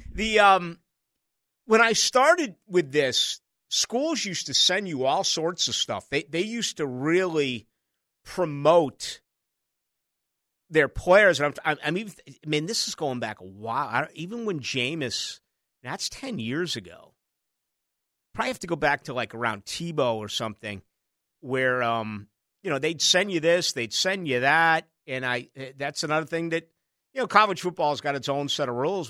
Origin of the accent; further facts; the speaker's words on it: Boston, Massachusetts, United States; now in Jacksonville, United States; I grew up with in Boston